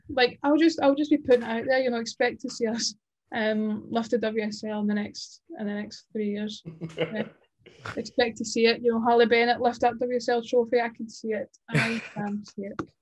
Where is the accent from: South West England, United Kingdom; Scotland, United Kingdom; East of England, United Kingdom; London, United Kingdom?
Scotland, United Kingdom; being Scottish